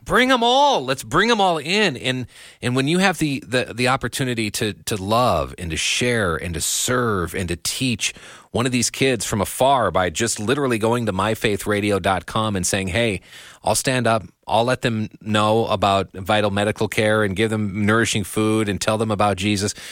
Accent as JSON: {"language": "English", "country": "United States", "said": "me as an American"}